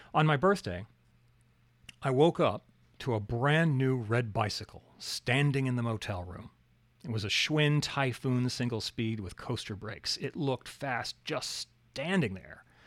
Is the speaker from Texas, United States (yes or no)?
no; Alaska, United States; growing up in Alaska